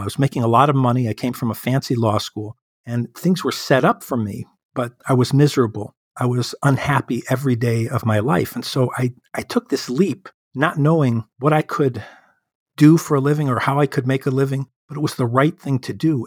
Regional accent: Chicago, Illinois, United States; my hometown of Chicago

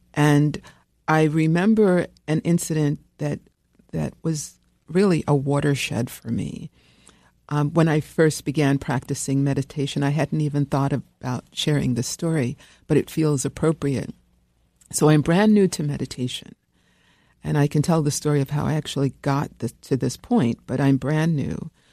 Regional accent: New York City, New York, United States; I grew up here in New York, um, in, uh, the People's Republic of Brooklyn

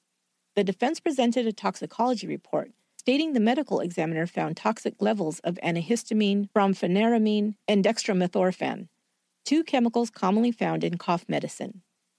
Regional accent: San Jose, California, United States; my hometown of San Jose, California.

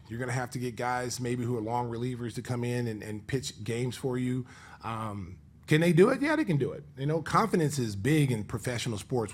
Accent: Oklahoma, United States; now in Chicago, United States; I wasn't born in Chicago. I was born in Oklahoma

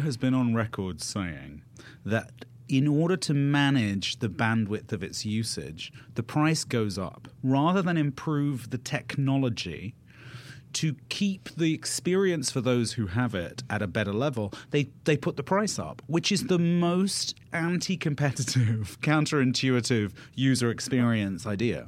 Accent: United Kingdom; now in United States; I'm British. I've lived in America for a long time

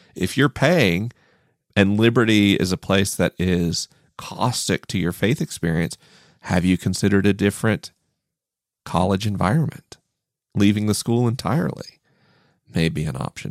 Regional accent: Tallahassee, Florida, United States; moved away; Tallahassee felt like a strange and hostile place

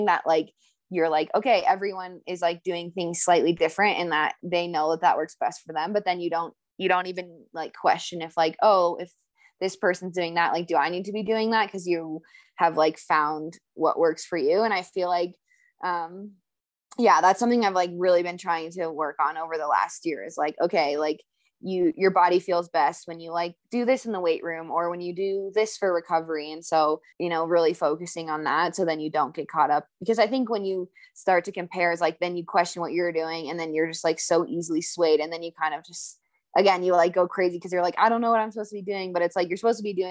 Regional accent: Colorado, United States; I'm from Colorado

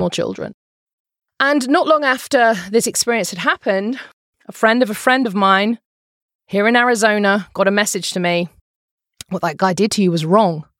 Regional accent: United Kingdom; moved away as an adult; now in Phoenix, United States; I'm a British person

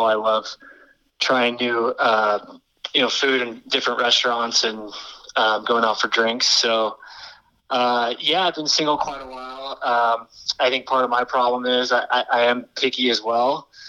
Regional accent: Lincoln, Nebraska, United States; moved away as an adult; also born or lived in Colorado / Orange County, California; now in Denver, United States; I grew up in Nebraska. Spent some time in Colorado. Moved to California after college. Lived in Orange County for about 7 years.

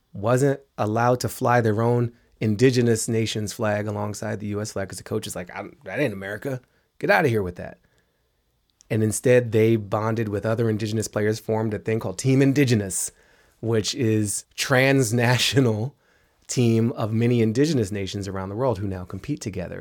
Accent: Washington, District of Columbia, United States; grew up in Washington, D C.

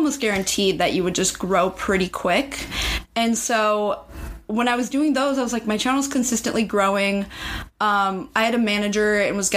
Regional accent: Seattle, Washington, United States; moved away as an adult; now in Los Angeles, United States; I'm from Seattle area originally

